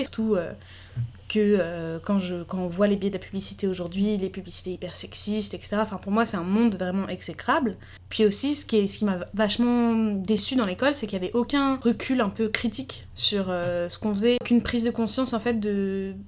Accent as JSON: {"language": "French", "town": "Paris", "region": "Île-de-France", "country": "France", "tie": "born or raised there", "moved": "yes", "said": "je voulais absolument revenir à Paris puisque j'ai grandi à Paris, puis dans le sud"}